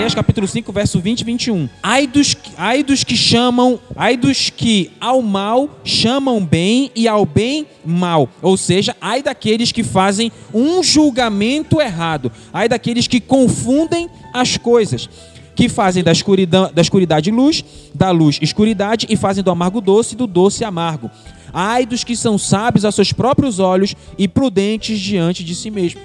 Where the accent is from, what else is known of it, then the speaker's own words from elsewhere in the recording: Brazil; Sou da terra firme. Quando sou da periferia.